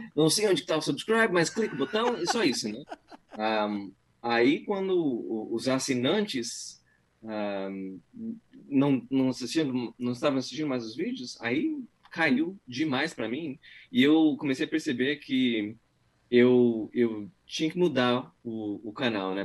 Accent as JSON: {"language": "Portuguese", "country": "Brazil", "moved": "yes", "lives_now": "United States", "said": "eu achei que todo mundo sabia que eu era brasileiro"}